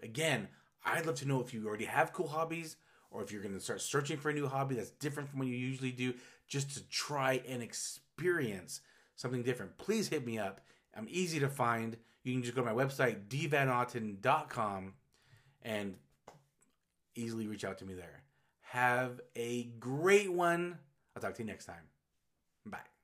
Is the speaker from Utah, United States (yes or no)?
yes; Utah, United States; the whole forty years I've lived in Utah.